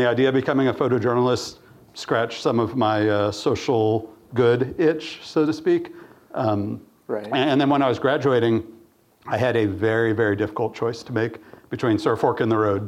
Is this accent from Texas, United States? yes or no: yes; Austin, Texas, United States; also born or lived in The Farm, Tennessee; I grew up in Austin and middle school, high school, all that.